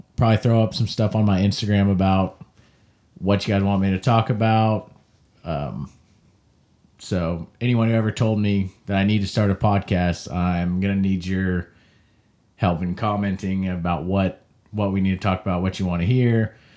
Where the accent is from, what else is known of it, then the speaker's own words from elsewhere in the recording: Kansas, United States; I'm from Kansas, the craft beer caf-, uh, capital of the world